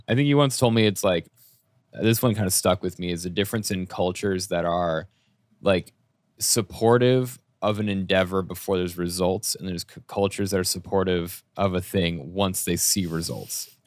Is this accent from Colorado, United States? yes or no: yes; Colorado, United States; moved away as an adult; also born or lived in Boulder, Colorado; growing up in Colorado, when I moved out and I lived in my first apartment in Boulder